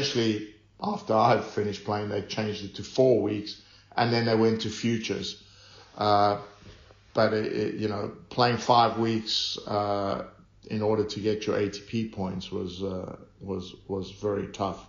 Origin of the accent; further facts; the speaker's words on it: South Africa; I grew up in South Africa, and we had a tennis court in our backyard